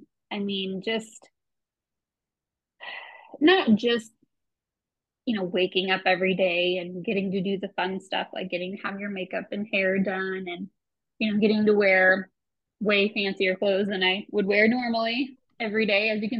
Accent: Midwest, United States; I grew up being homeschooled in the Midwest, and I come from a pretty abusive family.

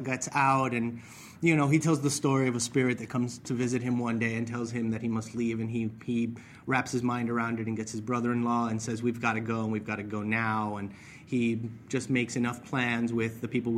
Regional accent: Miami, Florida, United States; I grew up in Miami. My family's Cuban

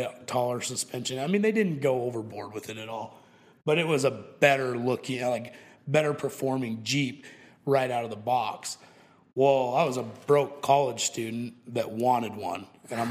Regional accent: Moab, Utah, United States; I grew up in Moab, and I don't know if you've ever heard of it, but it's a kind of a special place down in Utah

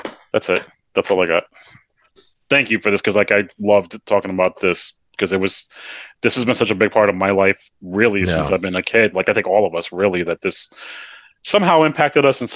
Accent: New York, United States; I grew up in New York

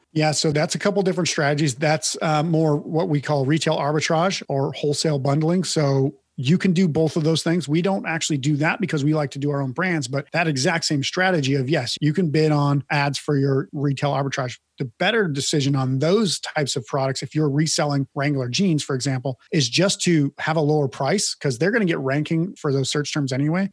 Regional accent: Midwest, United States; I grew up in the Midwest as well and know about ranching and cattle and livestock

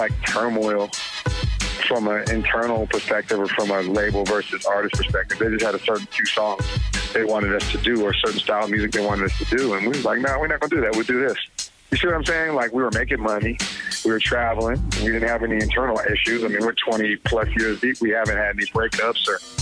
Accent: Oakland, California, United States; as teenagers growing up in Oakland.

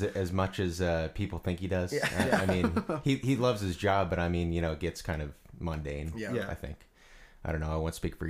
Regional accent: Illinois, United States; I'm from Illinois

